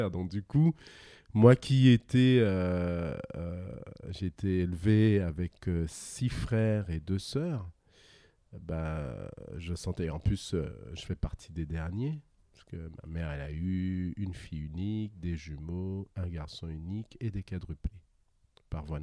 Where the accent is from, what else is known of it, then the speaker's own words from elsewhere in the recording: Guadeloupe, France; Oui, je viens de la Guadeloupe. Un pays loin, loin, fort, fort, fort lointain, comme dirait Shrek.